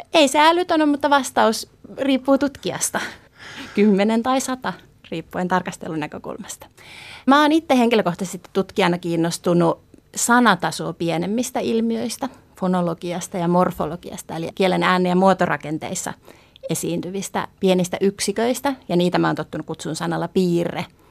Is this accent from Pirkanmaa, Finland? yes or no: yes; Tyrvää, Pirkanmaa, Finland; now in Tampere, Finland; tuolla Tyrväällä, mistä mä itse olen kotoisin